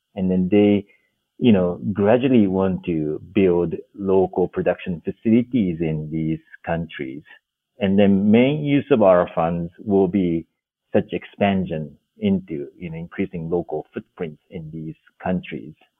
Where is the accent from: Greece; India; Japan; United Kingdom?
Japan; moved away as an adult; also born or lived in Washington D.C., United States / Senegal; now in Nairobi, Kenya; so I'm originally from Japan, uh, born and grew up grew up on rural rice farm